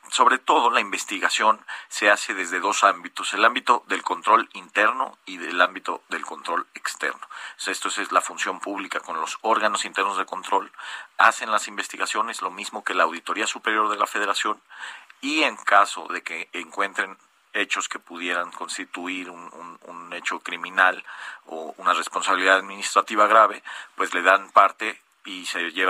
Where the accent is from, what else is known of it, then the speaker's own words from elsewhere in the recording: Mexico; creo que sí, que como Estado mexicano vamos, hemos ido caminando